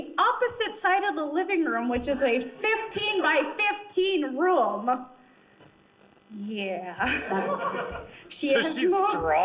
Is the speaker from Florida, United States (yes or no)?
no; Inver Grove Heights, Minnesota, United States; I'm from Invergrove Heights.